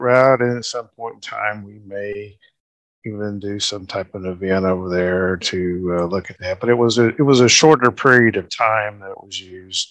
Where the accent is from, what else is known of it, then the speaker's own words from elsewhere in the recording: Oklahoma, United States; my home state of Oklahoma